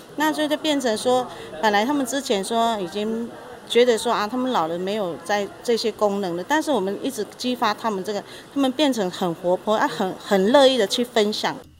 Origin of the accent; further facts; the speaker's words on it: Taiwan; 我们布农族